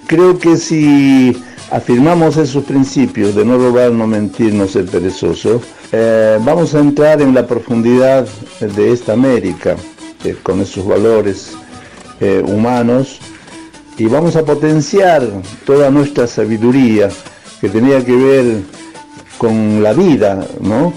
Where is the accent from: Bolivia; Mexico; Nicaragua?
Bolivia; now in Argentina; soy boliviano por el país en que nací y también soy un argentino por el país que adopté